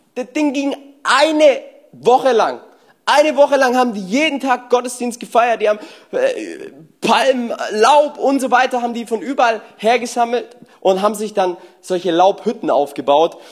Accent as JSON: {"language": "German", "country": "Germany", "said": "wir Deutschen"}